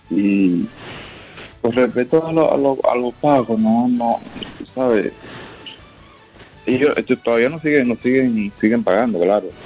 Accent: Dominican Republic; Y eso, eso a, uno le molesta, como dominicano.

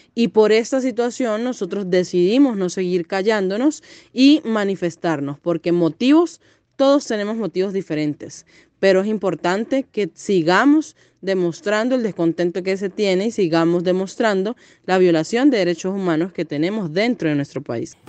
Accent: Venezuela; la grave situación que tenemos dentro de nuestro país

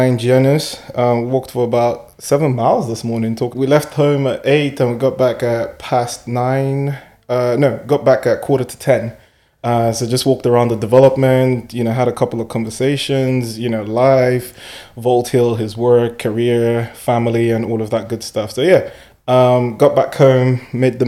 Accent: Nigeria; moved away; coming from Nigeria, I'm Nigerian at birth, and coming from Nigeria

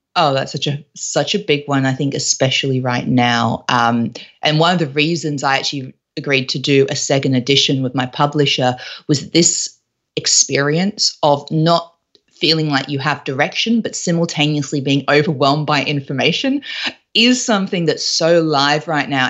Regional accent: Australia; moved away as an adult; also born or lived in London; I was originally from Australia, but all of my professional career, all of my job life was actually in London

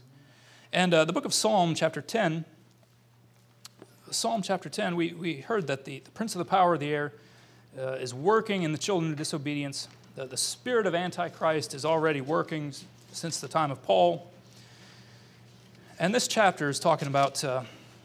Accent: United States; moved away as an adult; also born or lived in Ukraine; I'm an American

